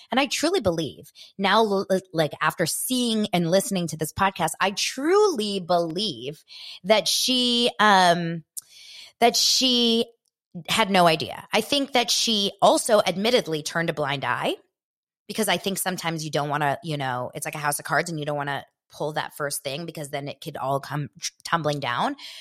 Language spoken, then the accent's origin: English; Los Angeles, California, United States; I grew up here in Los Angeles